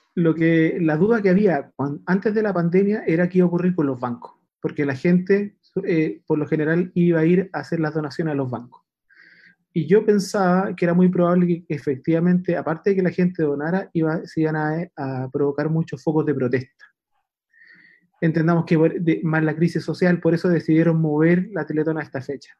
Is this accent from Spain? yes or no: no; Puente Alto, Santiago Metropolitan Region, Chile; Yo soy de Puente Alto